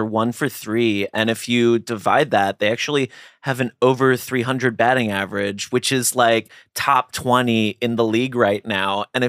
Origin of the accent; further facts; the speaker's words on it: Philadelphia, Pennsylvania, United States; I'm from Philly, so I'm a huge Phillies fan.